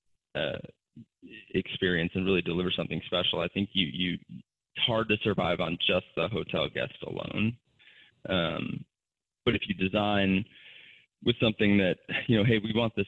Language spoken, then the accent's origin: English; Chicago, Illinois, United States; now in Chattanooga, United States; I'm in Chattanooga, Tennessee right now, and I grew up in Chicago